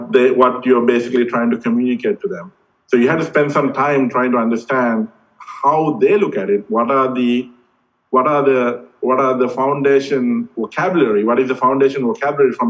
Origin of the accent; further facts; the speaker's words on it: Sri Lanka; moved away; growing up in Sri Lanka